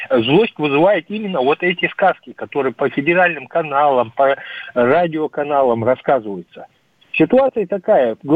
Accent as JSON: {"language": "Russian", "region": "Ingushetia", "country": "Russia", "lives_now": "Khabarovsk, Russia", "said": "И там, начиная от ингушских дел, я сам ингуш просто в этом я больше всего ориентируюсь, от ингушских дел, Фургова, что в Хабаровске творится, где я проживаю"}